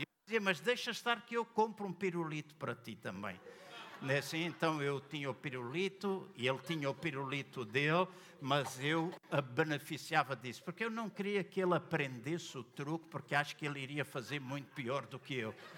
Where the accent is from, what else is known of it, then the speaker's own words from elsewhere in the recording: Angola; now in Portugal; Eu nasci em Angola